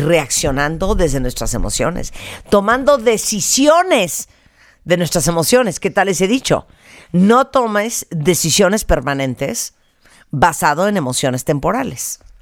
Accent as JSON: {"language": "Spanish", "country": "Mexico"}